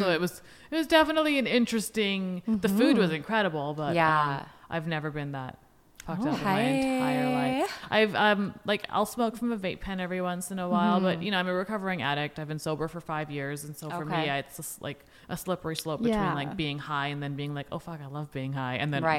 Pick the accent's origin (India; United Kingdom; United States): India; as an Indian woman, like, you know, it's even more crazy for me to be like out here being like, yes, be sexual